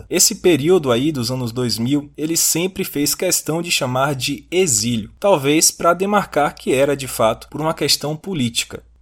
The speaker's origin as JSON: {"language": "Portuguese", "region": "Bahia", "country": "Brazil", "accent": "baiano", "said": "como eu sou baiano e não posso mudar o meu sotaque"}